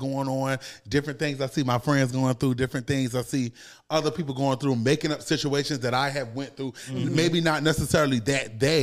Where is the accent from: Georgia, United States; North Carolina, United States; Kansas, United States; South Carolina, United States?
Georgia, United States; Savannah; also born or lived in The Bronx, New York; I'm originally from New York, but I moved to Savannah, Georgia when I was 10. So I say I'm from Savannah, but I'm originally from New York.